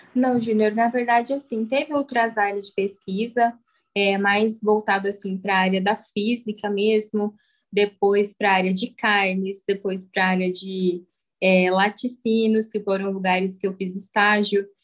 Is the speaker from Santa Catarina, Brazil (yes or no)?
no; São Paulo, Brazil; moved away as an adult; now in Pirassununga, Brazil; eu vim de São Paulo, capital, mas hoje eu moro em Pirassununga